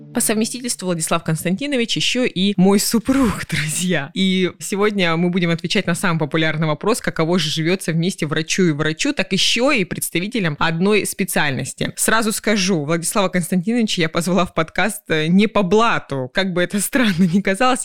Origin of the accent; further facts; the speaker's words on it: Krasnodar, Krasnodar Krai, Russia; Сегодня мы записываем наш подкаст из жаркого города Краснодара, который еще является моей малой родиной